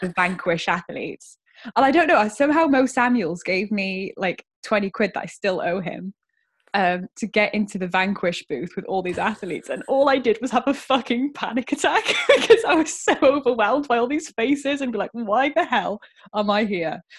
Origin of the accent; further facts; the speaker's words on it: Cardiff, Wales, United Kingdom; I am born and bred in Cardiff, so I'm a Welsh one.